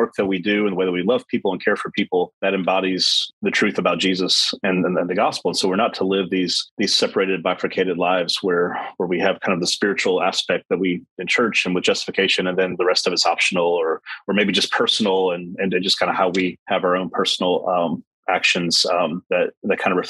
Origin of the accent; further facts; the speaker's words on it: Mississippi Gulf Coast, United States; moved away as an adult; also born or lived in San Francisco Bay Area, United States / Southeast US; now in Northern California, United States; I grew up on Mississippi Gulf Coast, New Orleans Gulf Coast, and that's hurricane season for us